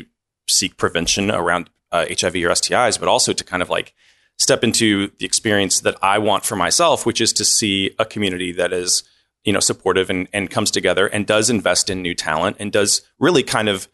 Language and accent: English; Louisville, Kentucky, United States; moved away as an adult; also born or lived in New Orleans, Louisiana; now in Memphis, United States; raised in Louisville, Kentucky